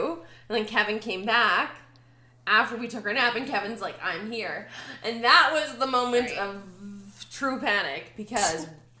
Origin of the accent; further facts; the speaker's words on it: Calgary, Alberta, Canada; Like, we're from Calgary.